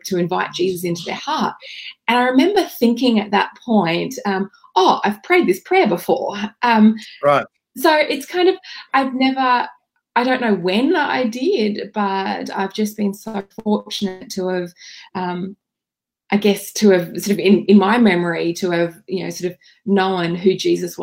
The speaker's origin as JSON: {"language": "English", "town": "Bundaberg", "region": "Queensland", "country": "Australia", "tie": "born or raised there", "said": "I grew up in Bundaberg Uniting Church"}